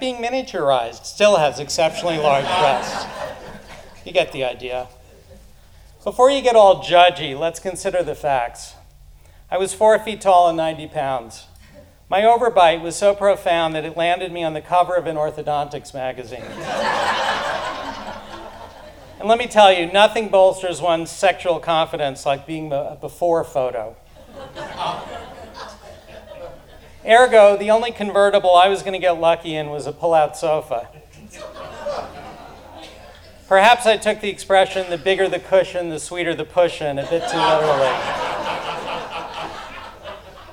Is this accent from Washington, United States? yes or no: no; Roslyn, New York, United States; born or raised there